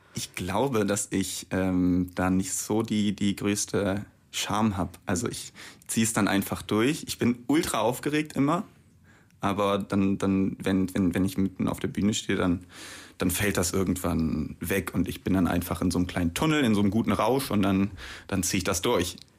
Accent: Bremen, Germany; ich bin ja auch gebürtig aus Bremen

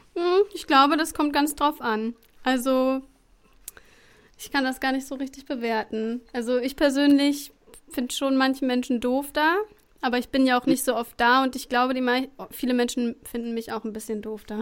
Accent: Sauerland, North Rhine-Westphalia, Germany; in meinem Heimatort

